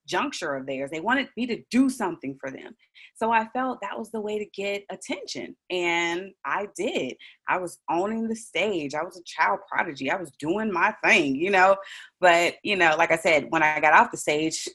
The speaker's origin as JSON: {"language": "English", "town": "Chicago", "region": "Illinois", "country": "United States", "tie": "born or raised there", "said": "originally I was born and raised in Chicago, Illinois"}